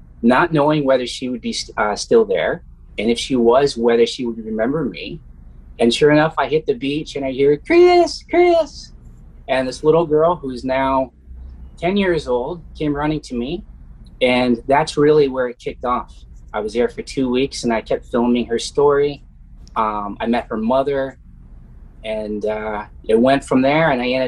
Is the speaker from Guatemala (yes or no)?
no; Canada; I'm here from Canada